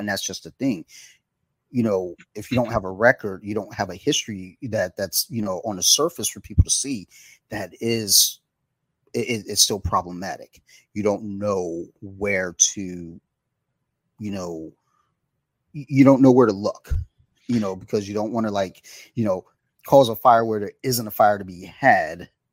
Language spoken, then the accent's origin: English; Detroit, Michigan, United States; moved away; I'm from Detroit